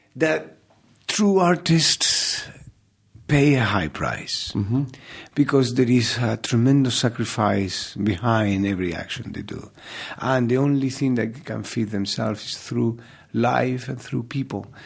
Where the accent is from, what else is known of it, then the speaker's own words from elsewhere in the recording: Málaga, Andalusia, Spain; English is a second language; moved away as an adult; my hometown, you know, with my people